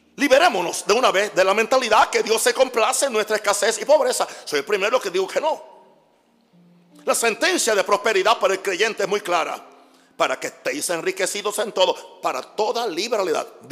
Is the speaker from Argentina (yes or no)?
no; Panama; moved away; Soy panameño.